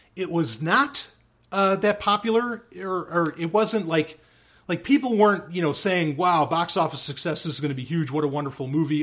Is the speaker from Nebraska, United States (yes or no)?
no; New York City and upstate New York, United States; growing up, I moved back and forth from New York City to upstate New York